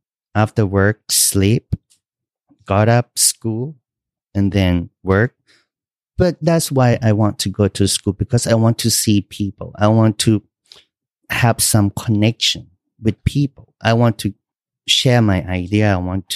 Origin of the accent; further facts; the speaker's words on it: Kanchanaburi, Thailand; English is a second language; moved away as an adult; also born or lived in Bangkok, Thailand; now in Cortland, United States; I grew up in Thailand, really small town. It's the name of the Tao is Kanchanaburi.